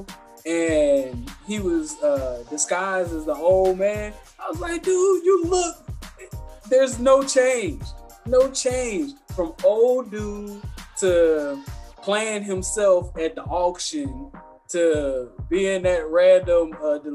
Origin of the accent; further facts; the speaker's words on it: United States; I'm an American